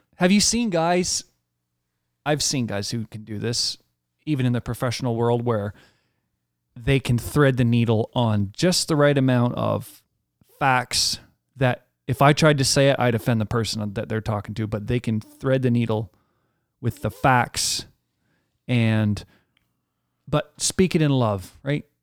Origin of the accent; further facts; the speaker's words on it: Canada; as a Canadian